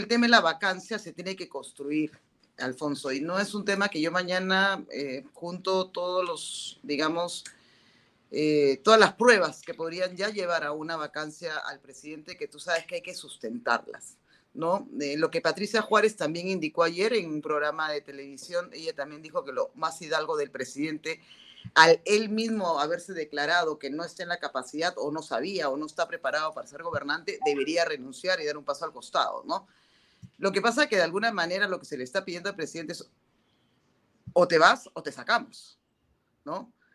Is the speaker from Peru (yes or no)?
yes; Peru; ese respeto que nos tenemos como peruanos